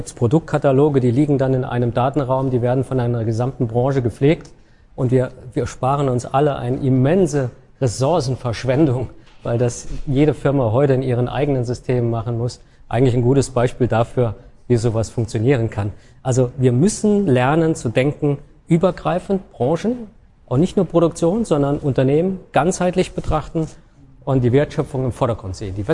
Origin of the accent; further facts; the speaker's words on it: Saarland, Germany; ich als Saarländer freue mich immer, wenn ich dorthin